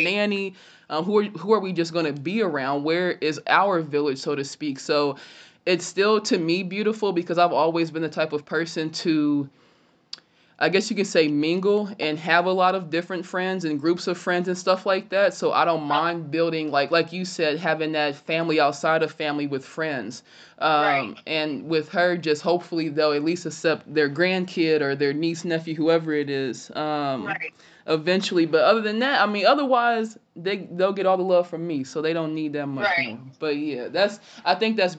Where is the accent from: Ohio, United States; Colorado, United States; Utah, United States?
Ohio, United States; West Carrollton; born or raised there; also born or lived in Illinois